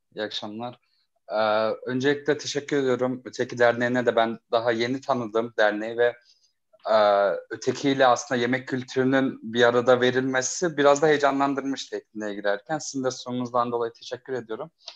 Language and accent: Turkish; Zonguldak, Turkey; moved away as an adult; now in Ankara, Turkey; İlk lisans yıllarımda Ankara'ya geldiğimde e, Zonguldaklıyım. Zonguldak'tan geldiğimde